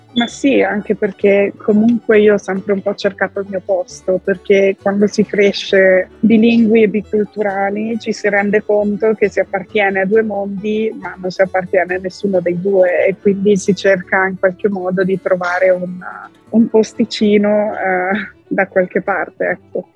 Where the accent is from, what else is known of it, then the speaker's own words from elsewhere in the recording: Italy; moved away as an adult; also born or lived in France; sono cresciuta in Italia